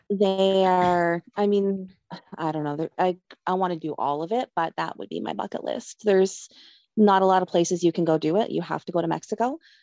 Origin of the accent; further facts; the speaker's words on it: Nova Scotia, Canada; moved away as an adult; now in Manitoba, Canada; I grew up in Nova Scotia, and I lived there most of my life